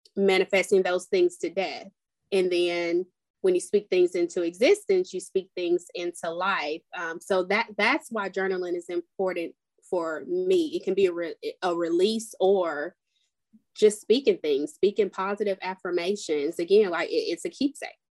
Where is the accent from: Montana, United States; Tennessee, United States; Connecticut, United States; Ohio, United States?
Tennessee, United States; Nashville; I'm from Nashville, Tennessee